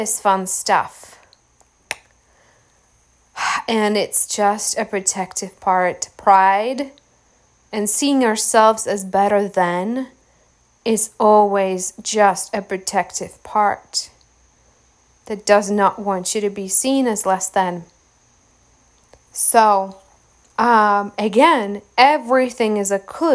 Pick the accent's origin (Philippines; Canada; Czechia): Czechia; moved away; I avoid my hometown by about 7,000 miles